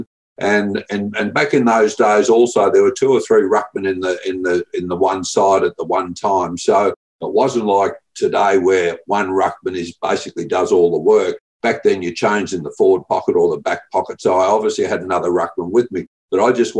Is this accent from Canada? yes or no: no; Leongatha, Victoria, Australia; we grew up in Leongatha